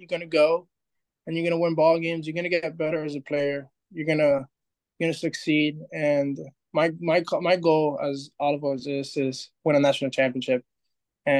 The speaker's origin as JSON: {"language": "English", "region": "Florida", "country": "United States", "said": "we're all from Florida"}